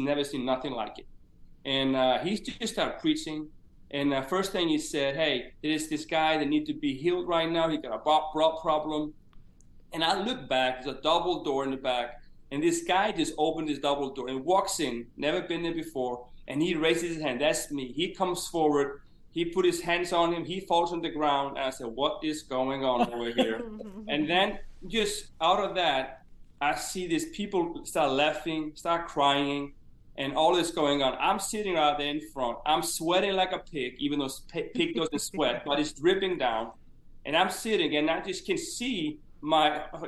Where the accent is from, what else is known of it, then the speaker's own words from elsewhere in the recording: Eyrarbakki, Southern Region, Iceland; moved away as an adult; also born or lived in Huntsville, Alabama; I grew up actually in the town we're living in right now, in Eyrarbakki in Iceland, and as a small fishing village here in Iceland